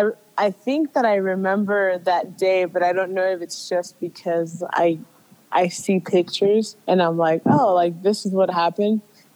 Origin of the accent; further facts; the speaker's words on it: San Jose, California, United States; I was born here in California.